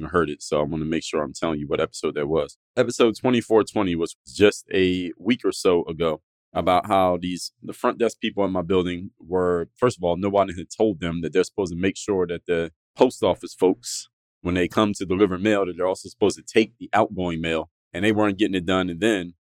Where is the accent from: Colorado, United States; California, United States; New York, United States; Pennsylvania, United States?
Pennsylvania, United States; Philadelphia; now in South Florida, United States; I'm from Philadelphia, in the northeastern part of the United States